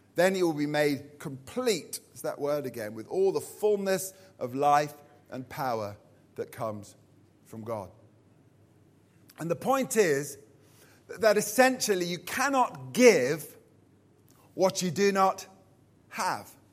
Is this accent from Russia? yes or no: no; Purley, London, United Kingdom; I'm from Purley, Surrey